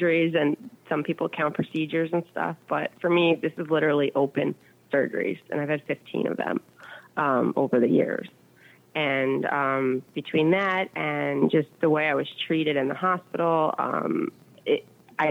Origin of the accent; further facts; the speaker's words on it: New York, United States; I'm from New York